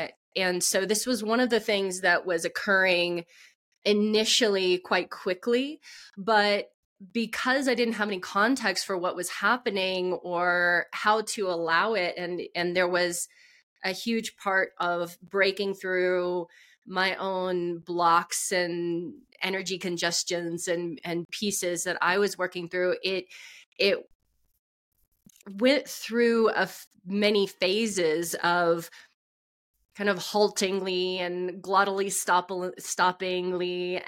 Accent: Texas, United States; because I grew up in Texas, so I knew about Pentecostal churches, and I knew that there was a thing called speaking in tongues.

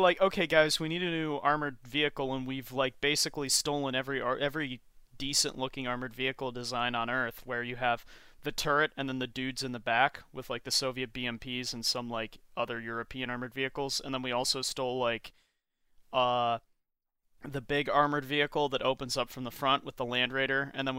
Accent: United Kingdom; I'm a British weirdo that works for GW

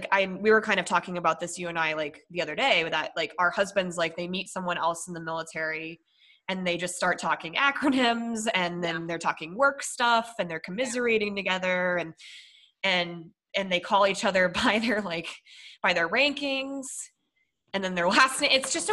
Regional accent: Minnesota, United States; born there; also born or lived in Colorado; So I was born in Minnesota and then I traded Minnesota for Colorado

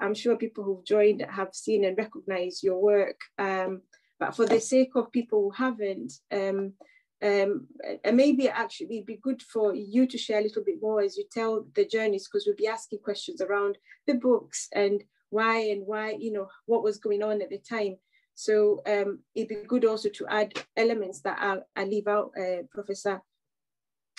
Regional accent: Kenya; moved away as an adult; now in United Kingdom; as a person who was born and bred in Kenya and I spent half of my life in the UK

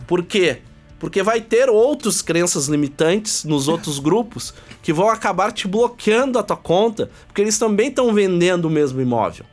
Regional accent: Porto Alegre, Rio Grande do Sul, Brazil; a gente veio de Porto Alegre

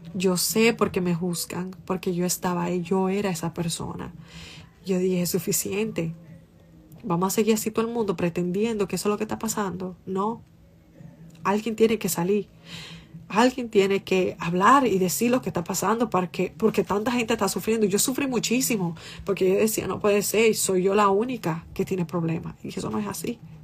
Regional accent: Santo Domingo Este, Distrito Nacional, Dominican Republic; now in Boston, United States; yo estaba como en séptimo de primaria y yo estaba de camino para mi casa en, la onza. ¡Oh! La onza y la onza tomaba como dos horas, para yo, dos horas, una hora y pico, para llegar a los mameyes desde la independencia

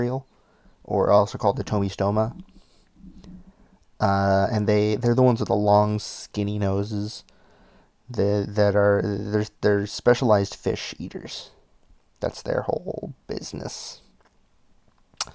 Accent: Massachusetts, United States; we're from Massachusetts

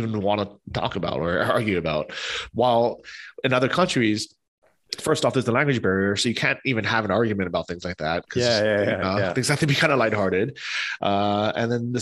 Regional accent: United States; also born or lived in Ukraine; now in Poland; we're both American holding US passports

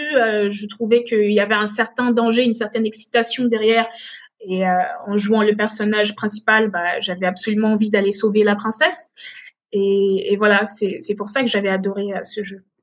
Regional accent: Benin; also born or lived in Togo; now in France; je me souviens de mon enfance au Bénin. Et c'est en grandissant, en allant à l'école au Bénin

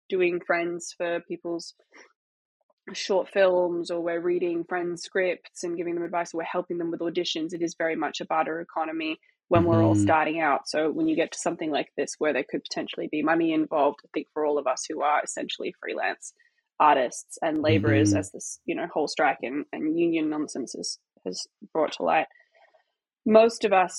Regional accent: Australia; moved away; also born or lived in Los Angeles; I grew up in Australia and then I moved to Los Angeles, which is exactly the same as my hometown

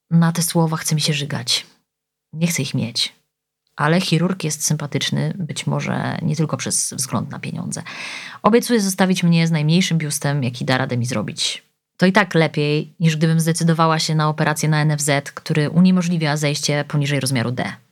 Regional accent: Białystok, Podlaskie Voivodeship, Poland; Gdy kończy się semestr, muszę wrócić do domu na wakacje. Jestem z Białego Stoku.

